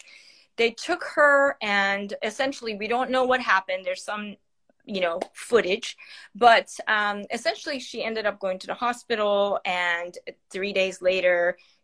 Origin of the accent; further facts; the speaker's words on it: Iran; moved away; I am born and raised in Iran, and I'm 52 years old